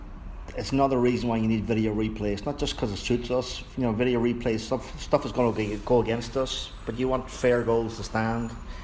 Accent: Tyrone, Northern Ireland, United Kingdom; now in New York, United States; I'm from Tyrone, Ireland.

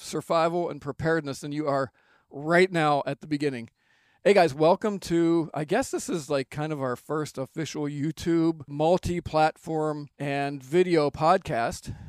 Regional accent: Pennsylvania, United States; moved away; I moved back to Pennsylvania, which is my home state, and the region that we live

